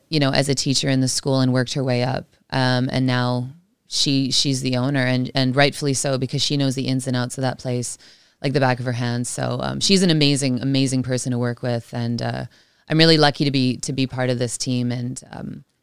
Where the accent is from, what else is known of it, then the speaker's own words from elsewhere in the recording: Canada; remember from from growing up in Canada